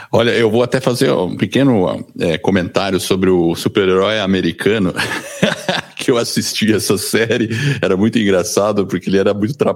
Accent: Brazil; accent: paulista; also born or lived in United States; Eu sou gringo, acredita, e eu nasci nos Estados Unidos, mas vim para o Brasil quando era pequeno moro aqui no Brasil desde os três anos de idade, por isso que eu tenho esse sotaque meio paulista.

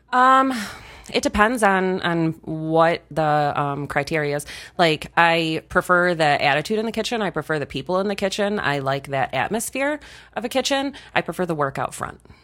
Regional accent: rural Michigan, United States; I moved back to my hometown, um, when I was eighteen

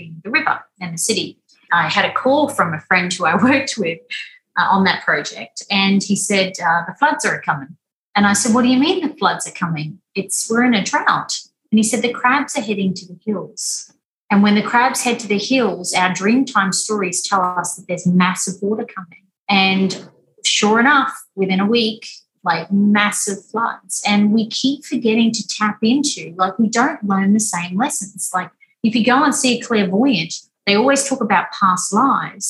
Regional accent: Weipa, Queensland, Australia; I was born and raised up in Weipa, which is above Cairns

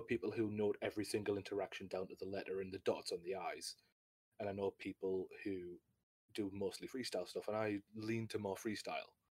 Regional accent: United Kingdom; I'm a British uh, D and D Twitch streamer

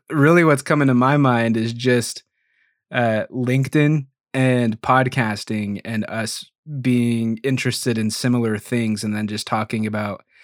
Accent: Idaho, United States; also born or lived in Greeley, Colorado / Utah / Oregon; I was born in Greeley, Colorado, outside of Denver. Uh, lived there till I was like nine or 10, and then bounced a little bit through like Utah, Idaho, and Oregon. But I have been in Idaho most of the time

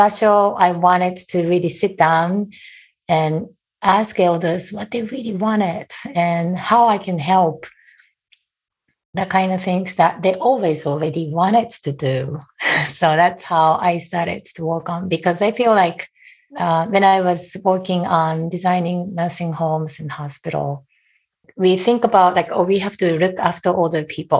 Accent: Japan; moved away as an adult; now in United States; I was born and raised in Japan and lived there for almost 30 years before I moved to the US.

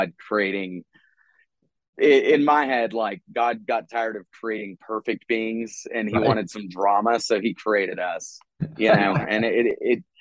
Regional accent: Texas, United States; I'm coming from Texas

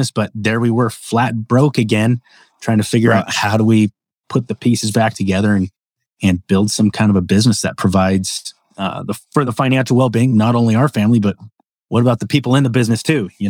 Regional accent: Phoenix, Arizona, United States; also born or lived in southern Utah / Las Vegas; now in Idaho, United States; I was born and raised in the Phoenix area, right, um, where it's hotter than hell, and uh, spent a lot of time in southern Utah, where it's also hotter than than hell.

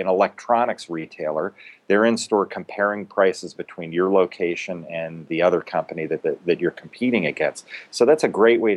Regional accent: London, United Kingdom; now in United States; I was born in London

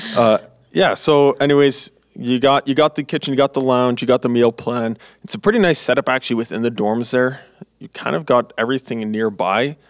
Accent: Manitoba, Canada; moved away as an adult; now in Three Hills, Canada; I'm from Manitoba, and I'm going to school in Alberta.

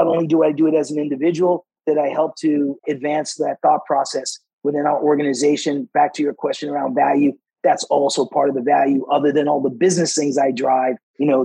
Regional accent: Boston, Massachusetts, United States; I grew up in Boston, Massachusetts, which was, you know, a very segregated area

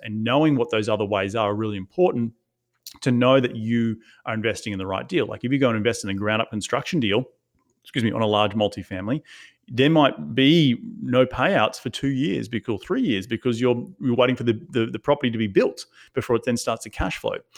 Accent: Australia; moved away as an adult; now in United States; went back to Australia a bunch of times to, to, to check on my family 'cause I'm from Australia

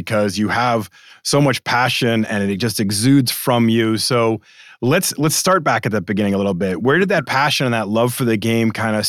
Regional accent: Massachusetts, United States; I'm from Massachusetts.

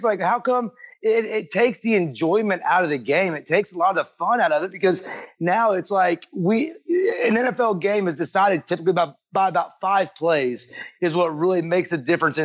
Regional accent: Texas, United States; I grew up in Texas

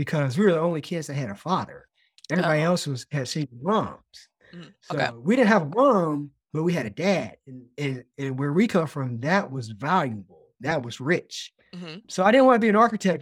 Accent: Lynchburg, Virginia, United States; We grew up in Lynchburg, Virginia.

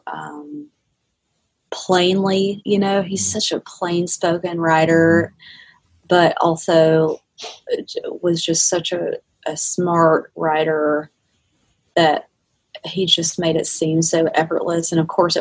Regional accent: South Georgia, United States; I'm from South Georgia

